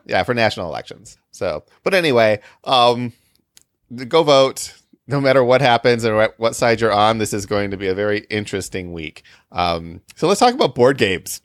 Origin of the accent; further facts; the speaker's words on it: Illinois, United States; we're from Illinois